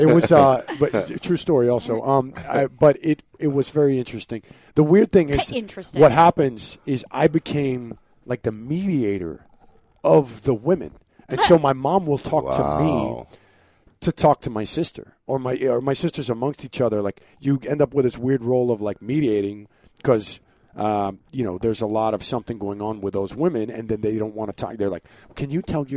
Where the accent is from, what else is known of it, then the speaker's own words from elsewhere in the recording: North Carolina, United States; moved away; I grew up skiing in North Carolina.